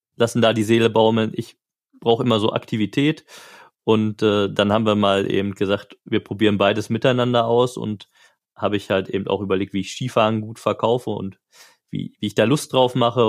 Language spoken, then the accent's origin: German; Marl, North Rhine-Westphalia, Germany; also born or lived in Gelsenkirchen; wohnhaft seit meiner Kindheit in Mahl. Ich bin aufgewachsen, zur Schule gegangen, erst die Realschule in Mahl